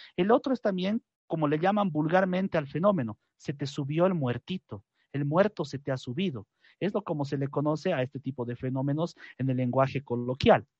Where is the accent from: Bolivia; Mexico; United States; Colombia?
Bolivia; lo que conocemos en mi país como la Pachamama